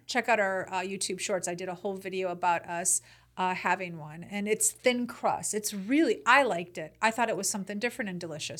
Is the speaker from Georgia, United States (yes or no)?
no; Chicago, Illinois, United States; I'm from Chicago.